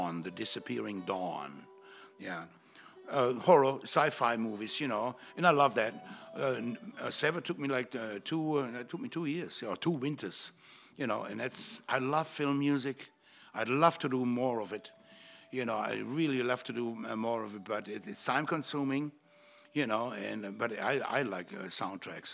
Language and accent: English; Germany; born or raised there; moved away as an adult; now in United States